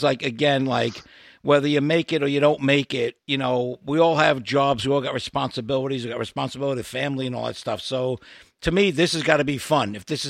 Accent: New York, United States; accent: Brooklyn; moved away; I'm originally from New York.

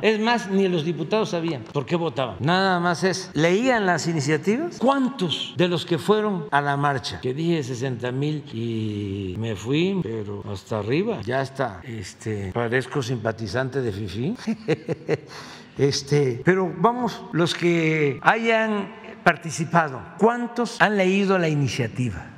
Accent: Tepetitán, Tabasco, Mexico; moved away; como se decía antes en Tepetán, mi pueblo

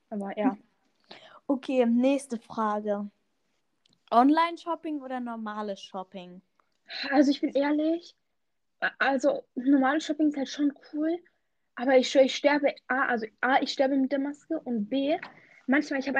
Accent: Turkey; Also als Türke ja, möchte ich ja mal sagen

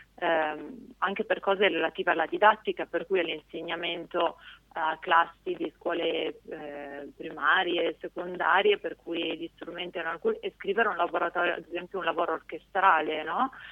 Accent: Canelli, Piedmont, Italy; moved away; also born or lived in Genoa; io in realtà sono cresciuta in una cittadina abbastanza piccola del Piemonte

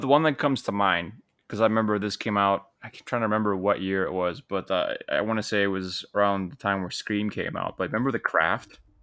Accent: Poland; growing up in Poland

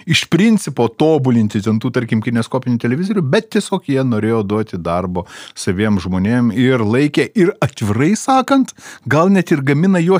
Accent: Lithuania

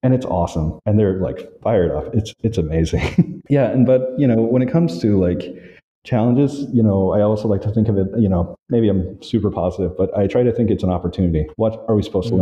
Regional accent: Valdosta, Georgia, United States; also born or lived in Orlando, Florida; now in Hanoi, Vietnam; I grew up in Valdosta, Georgia.

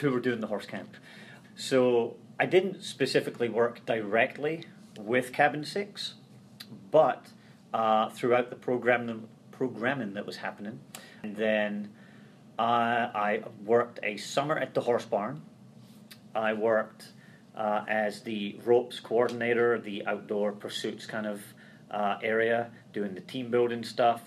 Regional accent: Scotland, United Kingdom; moved away as an adult; now in Ohio, United States; Growing up in Scotland

